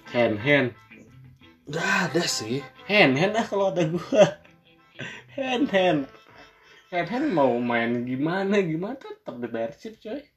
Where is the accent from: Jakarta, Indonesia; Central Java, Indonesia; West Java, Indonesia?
West Java, Indonesia; Bandung; Jadi kebetulan karena kita orang Bandung jadinya iya.